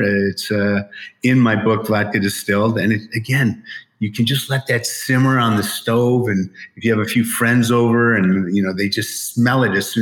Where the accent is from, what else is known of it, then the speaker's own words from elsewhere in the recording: Emporia, Michigan, United States; now in Las Vegas, United States; I grew up in Emporia, Michigan, at the Brass Row Bar